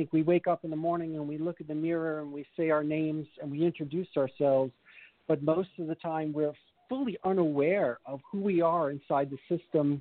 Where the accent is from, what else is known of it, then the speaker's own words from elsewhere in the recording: New York, United States; I'm a businessman from New York.